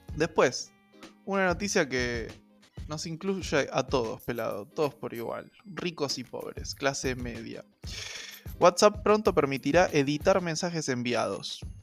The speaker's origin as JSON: {"language": "Spanish", "country": "Argentina", "said": "en Argentina, hubieron tres eh, momentos clave en la historia de nuestro país"}